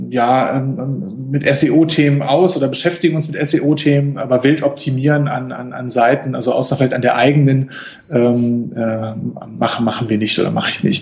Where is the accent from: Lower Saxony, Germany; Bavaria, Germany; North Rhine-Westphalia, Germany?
North Rhine-Westphalia, Germany; Ratingen; örtlich komme ich, äh, komme ich aus Rating, das ist so äh, zwischen Düsseldorf und Essen, das ist jetzt ähm, so geografisch.